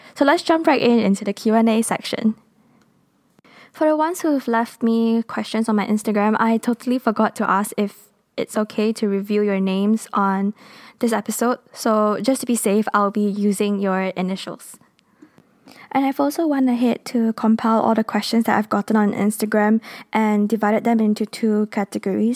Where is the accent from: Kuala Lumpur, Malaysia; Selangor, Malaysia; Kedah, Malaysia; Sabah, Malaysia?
Kuala Lumpur, Malaysia; first language English; I am based in Kuala Lumpur, Malaysia. We are a multinational country and our national language is Malay, but my first language and mother tongue is English